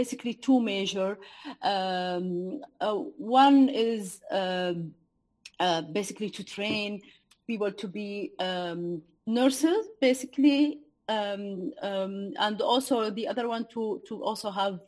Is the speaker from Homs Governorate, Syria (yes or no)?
no; Douma, Rif Dimashq, Syria; moved away as an adult; I was working in my hometown, town Douma. It's a city in Eastern Ghouta.